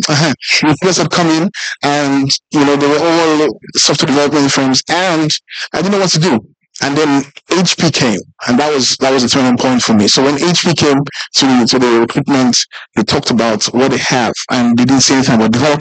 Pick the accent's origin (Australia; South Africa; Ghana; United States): South Africa; So I grew up in South Africa a bit, and they would always call it as Julius, and I didn't like it, right?